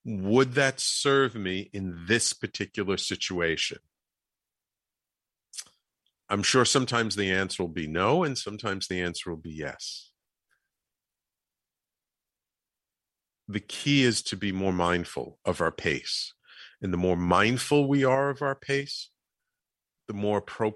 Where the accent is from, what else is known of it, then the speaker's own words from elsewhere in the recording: New York City, New York, United States; also born or lived in Manhattan; I grew up in the Bronx